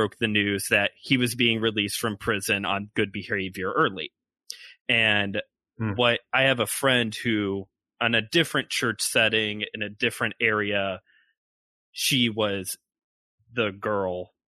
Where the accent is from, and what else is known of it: Hammond, Indiana, United States; born or raised there